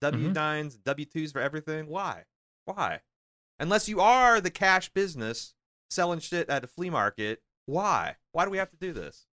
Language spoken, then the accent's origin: English; United States; my whole life growing up as an American